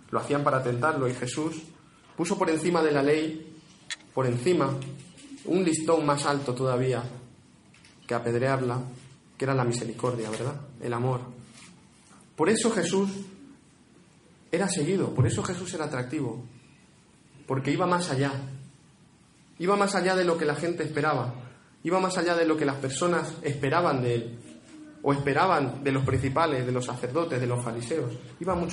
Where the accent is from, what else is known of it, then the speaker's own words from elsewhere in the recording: Spain; somos muy españoles y muchos españoles